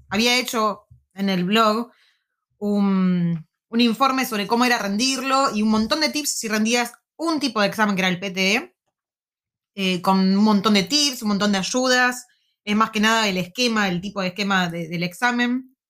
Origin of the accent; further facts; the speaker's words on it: La Plata, Buenos Aires Province, Argentina; moved away as an adult; now in Wellington, New Zealand; Soy de La Plata, no, un platense